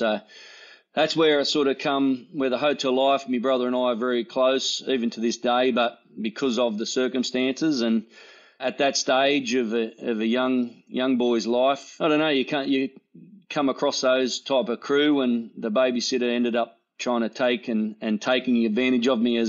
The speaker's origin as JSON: {"language": "English", "town": "Sydney", "region": "New South Wales", "country": "Australia", "tie": "born there", "also_born_or_lived": "Muswellbrook", "said": "Well, I was born in Sydney. Dad was a copper down there. In Sydney in the 70s, early 70s, so it puts me as an old bloke."}